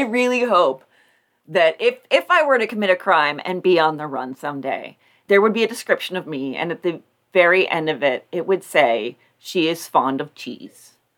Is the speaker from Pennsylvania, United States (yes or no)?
yes; Pennsylvania, United States; there was an escaped convict running around in Pennsylvania, and that was from my hometown.